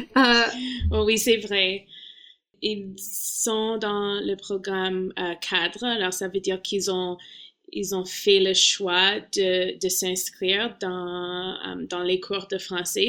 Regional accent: Toronto, Ontario, Canada; French is a second language; dans le programme d'immersion française euh, quand j'étais petit à Toronto

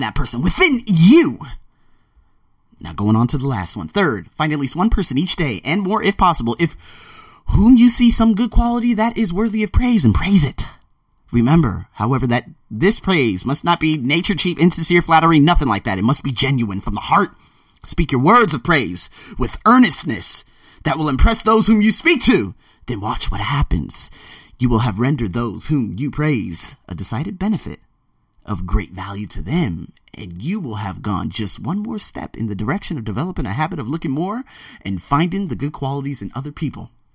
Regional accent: United States; moved away as an adult; also born or lived in Australia / Las Vegas; now in Bangkok, Thailand; I'm American

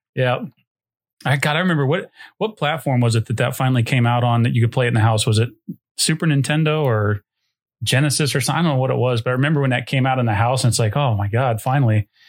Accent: Dayton, Ohio, United States; I grew up in Dayton, which is close to Cincinnati

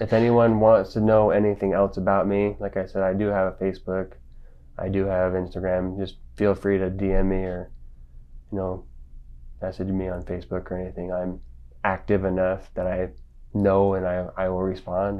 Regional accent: Las Vegas, Nevada, United States; also born or lived in Springfield, Missouri; now in Salt Lake City, United States; I grew up in Las Vegas

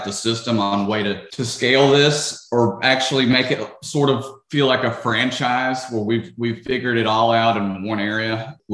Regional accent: Memphis, Tennessee, United States; now in Orlando, United States; I grew up in Memphis

